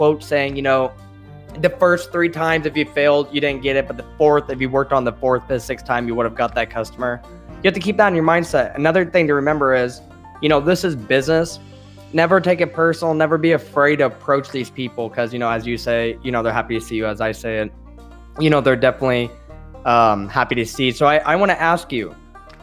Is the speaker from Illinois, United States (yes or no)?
yes; Champaign, Illinois, United States; I come from Champaign, Urbana, Illinois, which is central Illinois